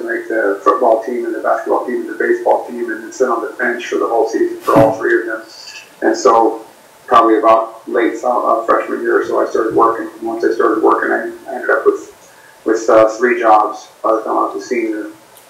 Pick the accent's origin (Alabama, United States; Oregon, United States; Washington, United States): Oregon, United States; moved away as an adult; I grew up in Oregon